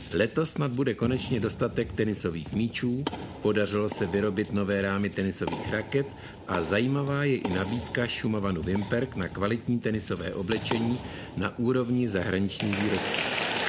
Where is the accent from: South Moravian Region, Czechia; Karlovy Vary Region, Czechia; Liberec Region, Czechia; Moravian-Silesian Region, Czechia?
South Moravian Region, Czechia; Znojmo; kdy jsem jako malý kluk ještě sledoval, protože pocházím ze Znojma a tam jsme měli velmi dobrý signál rakouské televize